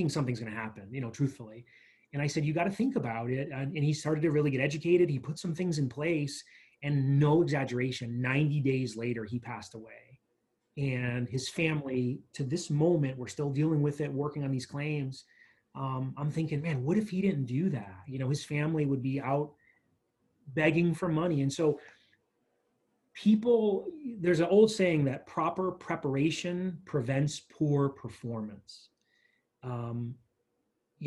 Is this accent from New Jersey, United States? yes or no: no; New York, United States; now in Tucson, United States; growing up in New York and kind of living different places